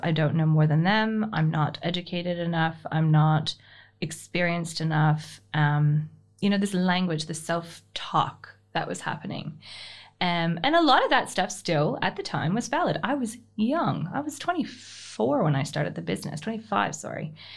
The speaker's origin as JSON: {"language": "English", "country": "Canada", "tie": "born or raised there", "moved": "as an adult", "lives_now": "Australia", "said": "I'm Canadian born. Um, I call it Australian adoptee. I've been here for fifteen, just, uh, just under fifteen years."}